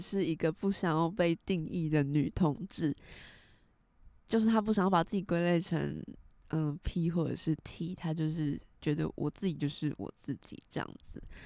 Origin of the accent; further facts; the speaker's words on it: southern Taiwan, Taiwan; 我们是南部人，所以可能会带一点台语